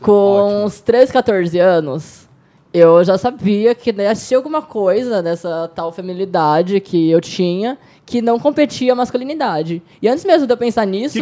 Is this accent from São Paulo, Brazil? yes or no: yes; São Paulo, Brazil; now in Foz do Iguaçu, Brazil; Moro em Foz do Iguaçu agora, mas sou de São Paulo.